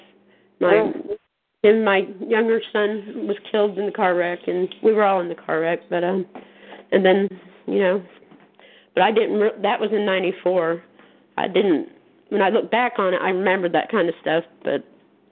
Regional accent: Kansas City, Missouri, United States; I'm from Kansas City, Missouri.

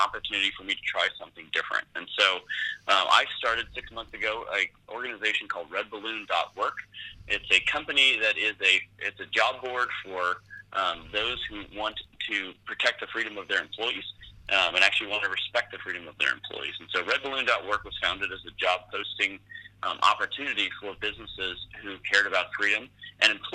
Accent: San Francisco, California, United States; I grew up in the San Francisco Bay Area.

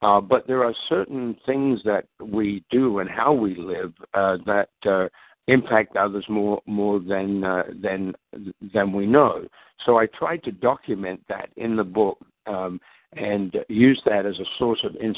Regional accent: Australia; also born or lived in London, England; now in Minnesota, United States; actually born in London, England, but my parents emigrated to Australia when I was 9 years of age. So I grew up in Australia

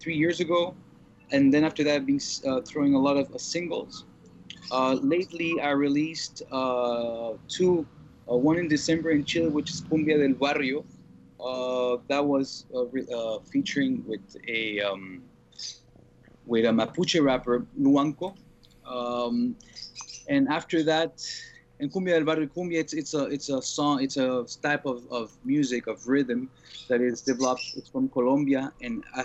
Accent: Montreal, Quebec, Canada; I grew up in Montreal in Canada.

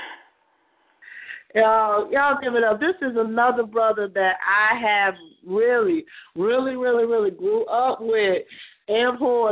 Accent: Illinois, United States; y'all love me in my hometown

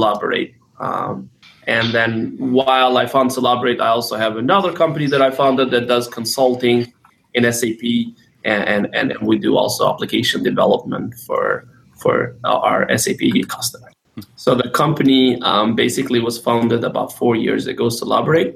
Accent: Kosovo; now in United States; I'm originally from Southeastern Europe, from Kosovo, came here in the United States as a refugee during the war in Kosovo

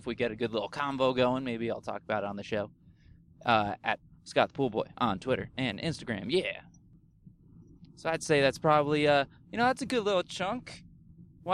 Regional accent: New Jersey, United States; moved away; I am from New Jersey. I was born there.

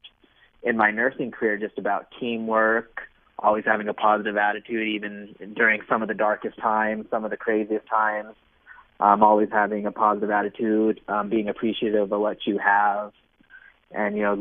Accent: Nevada, United States; moved away as an adult; also born or lived in Massachusetts / Arizona; I grew up in Nevada

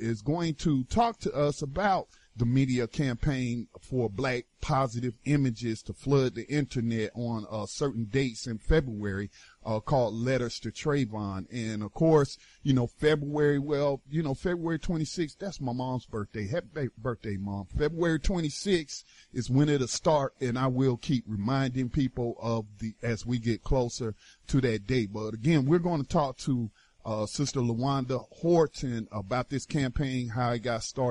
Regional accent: North Carolina, United States; North Carolina, my home state

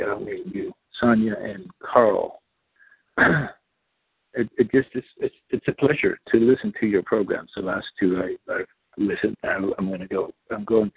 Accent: Netherlands; first language Dutch; English is a second language; moved away as an adult; also born or lived in Indonesia; now in Washington, United States; I grew up in Indonesia the first 7 years. I'm Dutch. Came to the Netherlands when I was 7. Came to the States when I was 24.

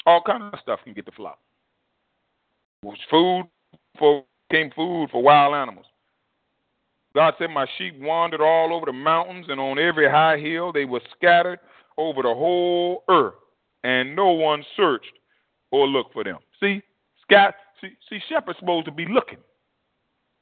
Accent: United States

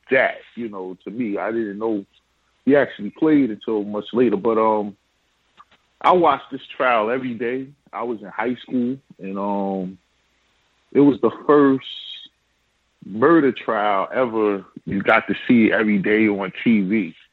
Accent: Jersey City, New Jersey, United States; I grew up in Jersey City, and that definitely wasn't a car chase.

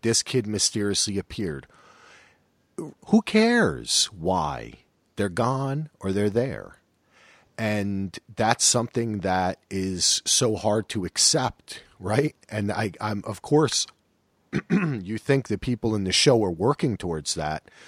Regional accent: New Jersey, United States; I'm from Jersey

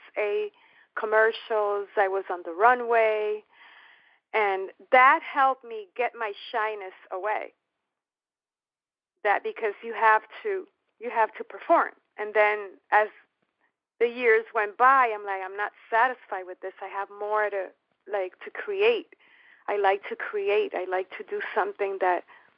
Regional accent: New York City, New York, United States; moved away; also born or lived in Miami; I was born in the Bronx, New York, of Puerto Rican parents.

